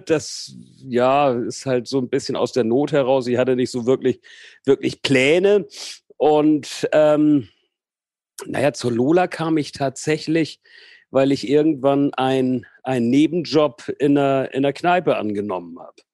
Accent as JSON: {"language": "German", "country": "Portugal", "tie": "born or raised there", "also_born_or_lived": "Hamburg", "said": "Also geboren bin ich in Hamburg, also tatsächlich gebürtiger Hamburger. Und äh, mit 74, da war ich acht, sind wir nach Portugal übergesiedelt und dort habe ich dann quasi meine gesamte Jugend verbracht."}